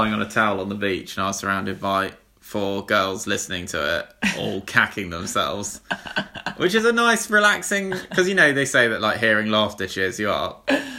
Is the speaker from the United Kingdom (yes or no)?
yes; England, United Kingdom; English people.